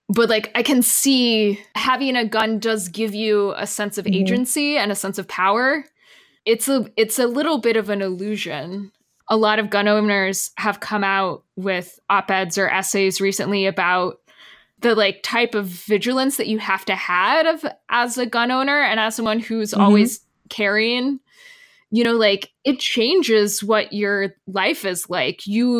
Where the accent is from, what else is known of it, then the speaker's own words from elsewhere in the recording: Texas, United States; moved away; I'm originally from Texas